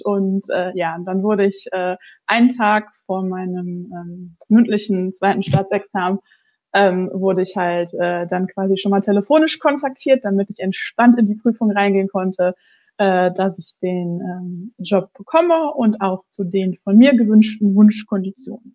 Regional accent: Ruhr area, North Rhine-Westphalia, Germany; ich komme aus dem Ruhrgebiet

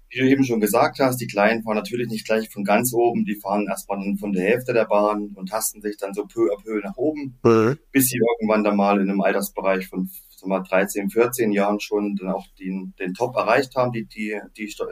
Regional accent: Oberhof, Thuringia, Germany; ich bin in Thüringen groß geworden, äh, in Oberhof, das kennt glaube ich schon, ja, das kennt schon sehr viele Leute, es ist ein Wintersportverrückter Ort im Thüringer Wald

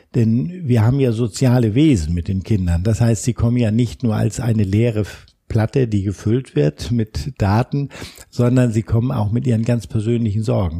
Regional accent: Hamburg, Germany; wir machen hier als Hamburger beispielsweise unseren Schwanpolizisten

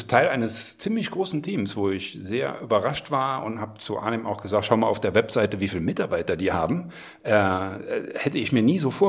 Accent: Merzig, Saarland, Germany; ich aus Merzig ursprünglich. Das liegt zwölf Kilometer auseinander

